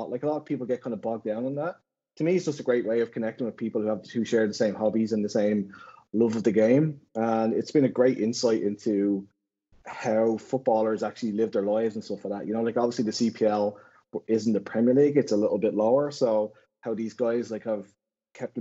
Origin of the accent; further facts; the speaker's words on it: Dublin, Leinster, Ireland; moved away as an adult; now in Halifax, Canada; I'm originally from Dublin in Ireland